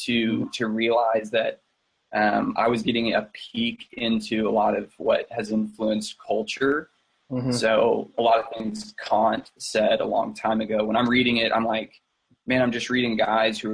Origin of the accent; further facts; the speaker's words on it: Dallas, Texas, United States; moved away as an adult; now in Waco, United States; I'm from Dallas. Moved down to Waco after high school.